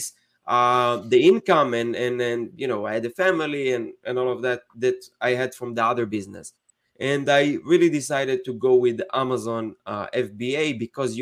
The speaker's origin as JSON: {"language": "English", "country": "Israel", "tie": "born or raised there", "moved": "as an adult", "lives_now": "United States", "said": "I'm from Israel originally, and I moved to the States 8 years ago"}